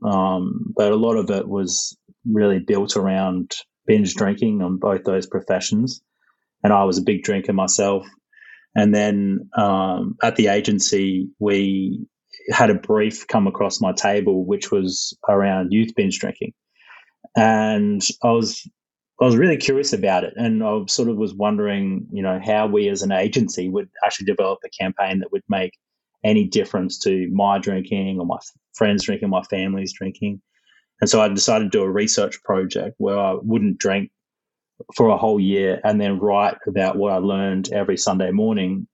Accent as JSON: {"language": "English", "town": "Caloundra", "region": "Queensland", "country": "Australia", "tie": "born or raised there", "said": "where I grew up is in Caloundra in Queensland, um, up in the north of Australia"}